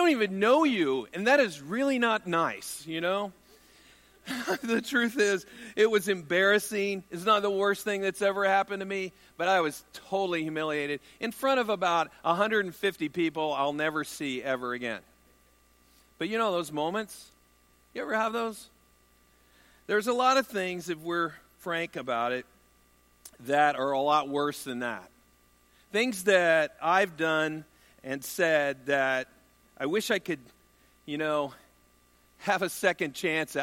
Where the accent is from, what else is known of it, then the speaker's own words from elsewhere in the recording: United States; I'm an American male